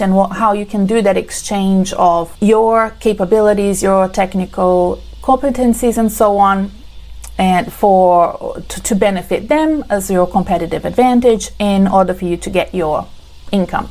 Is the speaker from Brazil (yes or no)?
yes; Brazil; now in Australia; You can see from my accent that I'm not from Australia. I'm originally from Brazil.